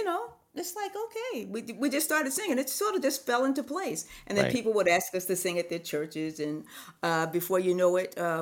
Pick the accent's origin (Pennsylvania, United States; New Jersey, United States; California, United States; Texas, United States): New Jersey, United States; Newark; I grew up in New Jersey, in Newark, New Jersey